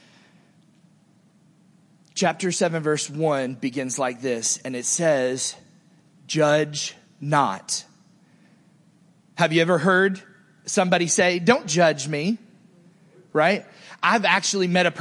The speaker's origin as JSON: {"language": "English", "area": "Naples, Fort Myers", "region": "Southwest Florida", "country": "United States", "tie": "born or raised there", "said": "As I was growing up in Southwest Florida, Naples, Fort Myers, and the woods in between all that area"}